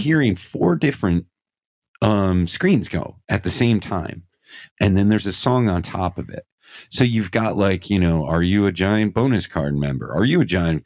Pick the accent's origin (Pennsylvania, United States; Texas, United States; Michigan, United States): Pennsylvania, United States; Scranton; I'm from Scranton, Pennsylvania